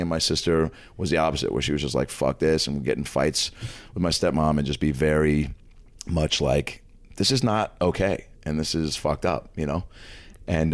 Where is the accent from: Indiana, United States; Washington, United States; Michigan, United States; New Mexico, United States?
Washington, United States; Lake Forest Park; So I grew up in Seattle, Washington, Lake Lake Forest Park, Washington, which is about 25 minutes north of the city